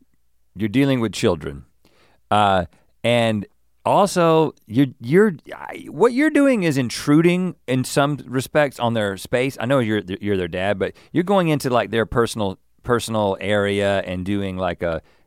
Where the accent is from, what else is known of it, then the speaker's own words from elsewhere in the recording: United States; I'm an American and I guess I shower in a particular American way.